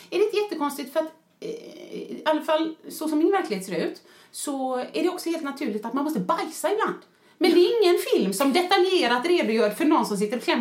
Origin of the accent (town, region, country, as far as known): Sweden